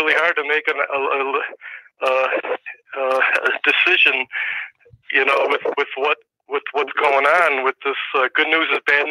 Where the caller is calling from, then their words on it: Wisconsin, United States; I'm from Wisconsin.